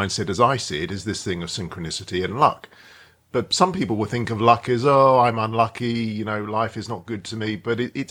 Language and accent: English; Edgware, London, United Kingdom; I grew up in Edgware